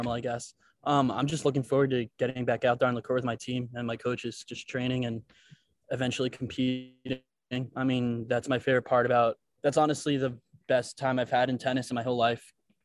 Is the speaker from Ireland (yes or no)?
no; New York, United States; moved away as an adult; now in New Orleans, United States; I'm from New York, so it still has that like city kind of vibe